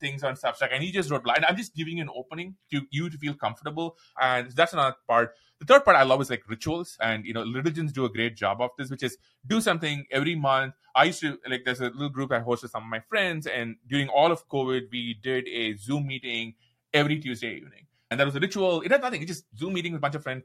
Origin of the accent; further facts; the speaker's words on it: India; accent: Indian; moved away as an adult; also born or lived in Seattle, United States; now in United States; When I moved to the U S, I said, "Look, my accent is super intense. I'm Indian